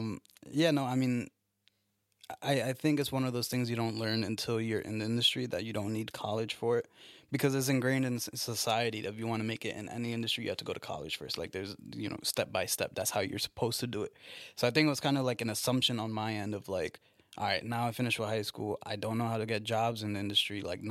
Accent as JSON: {"language": "English", "town": "Newburgh", "region": "New York", "country": "United States", "said": "From Newburgh."}